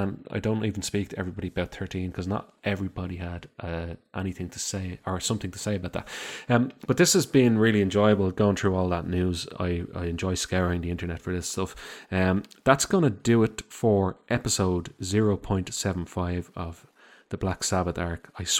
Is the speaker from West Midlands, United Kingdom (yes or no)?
yes; Birmingham, West Midlands, United Kingdom; Old times and growing up in Birmingham and all that.